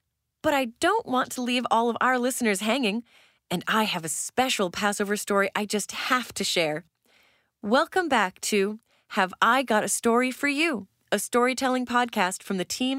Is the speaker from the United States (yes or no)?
yes; Brainerd, Minnesota, United States; Usually, I head back to my hometown of Brainerd